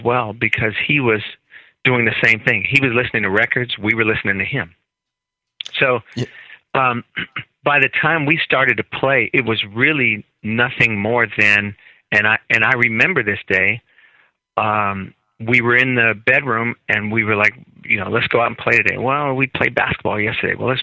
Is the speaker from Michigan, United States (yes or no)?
no; Oakland, California, United States; We grew up in Oakland, California, in East Oakland, and our house was always full of music